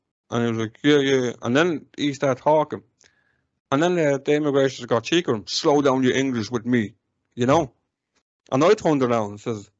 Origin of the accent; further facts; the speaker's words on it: Ireland; as an Irish person